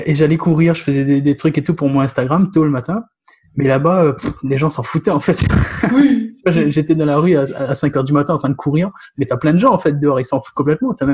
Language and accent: French; Réunion, France; mais moi j'ai grandi à La Réunion du coup